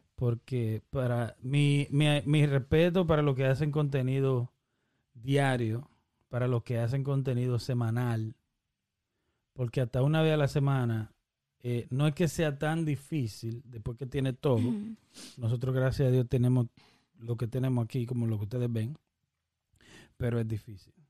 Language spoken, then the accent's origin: Spanish; Dominican Republic; somos dominicanos